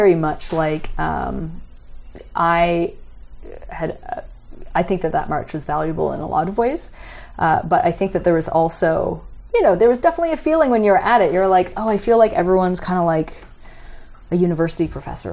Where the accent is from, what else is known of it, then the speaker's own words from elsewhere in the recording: Canada; as a Canadian